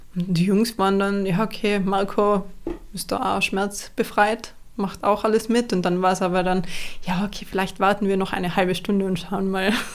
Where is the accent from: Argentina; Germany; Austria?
Austria; Ried im Oberinntal, Tyrol; also born or lived in Innsbruck; Ich komme aus Innsbruck, Österreich. Bin aufgewachsen in einem kleinen Dorf namens Ried. Ried im Oberinntal